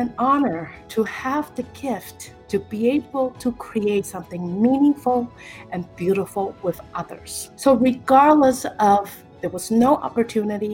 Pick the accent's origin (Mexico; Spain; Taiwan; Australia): Taiwan; now in United States; growing up in Taiwan